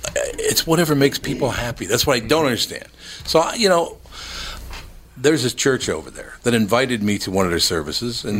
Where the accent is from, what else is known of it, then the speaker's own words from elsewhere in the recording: Minneapolis, Minnesota, United States; I grew up in North Minneapolis and I love North Minneapolis